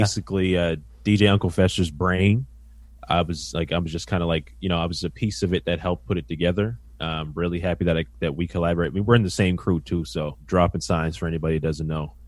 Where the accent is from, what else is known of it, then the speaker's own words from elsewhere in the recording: Halifax, Nova Scotia, Canada; also born or lived in North End, Halifax; I grew up in Spryfield, Nova Scotia, uh, really tight-knit community